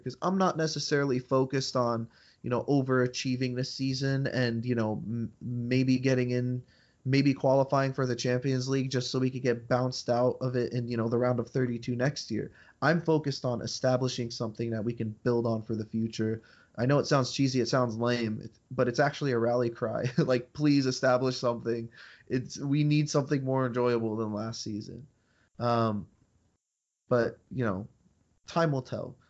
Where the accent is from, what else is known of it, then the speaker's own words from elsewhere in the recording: United States; we're from the United States